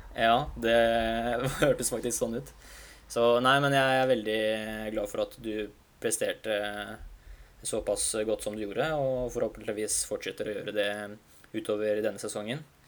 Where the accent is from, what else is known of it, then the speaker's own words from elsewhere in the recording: Hungary; now in Norway; mitt hjemland som står for det arrangementet her. vet du, Ungarn og Budapest